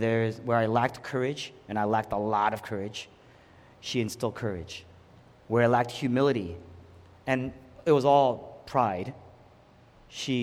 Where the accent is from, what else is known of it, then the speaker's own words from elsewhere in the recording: the Northeast Atlantic, United States; we're both from the Northeast Atlantic.